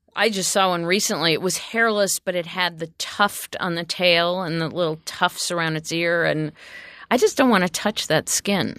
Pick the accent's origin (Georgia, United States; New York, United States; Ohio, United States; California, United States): Ohio, United States; moved away; I'm from Ohio